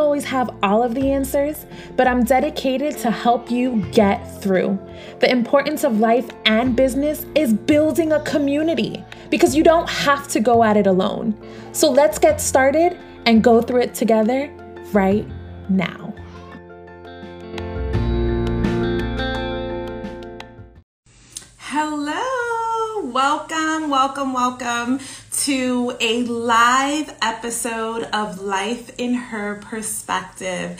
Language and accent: English; New York, United States; I grew up in New York